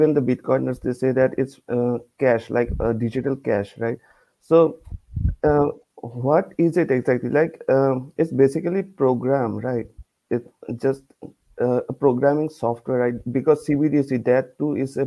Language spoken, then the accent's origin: English; India; I'm from India